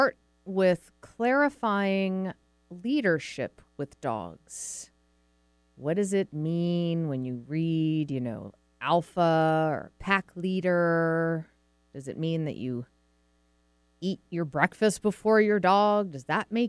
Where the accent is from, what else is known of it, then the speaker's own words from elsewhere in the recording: Massachusetts, United States; moved away as an adult; also born or lived in Vermont; now in Seattle, United States; I'm from New England originally, grew up in Massachusetts, went to school in Vermont, college in Vermont.